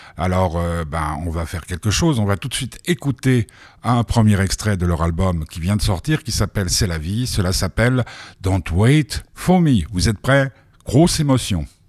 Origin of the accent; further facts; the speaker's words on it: Nice, Provence-Alpes-Côte d'Azur, France; moved away; j'ai grandi à Nice